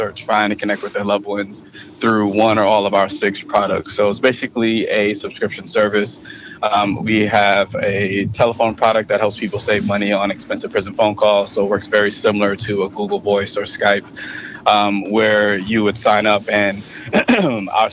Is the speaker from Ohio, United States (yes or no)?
no; St. Petersburg, Florida, United States; moved away; also born or lived in Brooklyn, New York / Las Vegas; I was born in Brooklyn, New York. I was raised down south in St. Petersburg, Florida